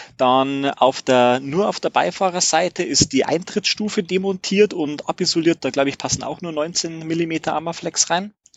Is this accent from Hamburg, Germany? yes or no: no; Regensburg, Bavaria, Germany; ich komme aus Regensburg